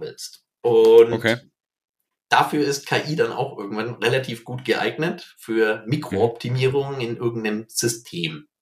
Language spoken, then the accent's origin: German; near Herzogenaurach, Bavaria, Germany; ich bin hier in der Nähe von Herzogenaurach aufgewachsen, in einem kleinen Dorf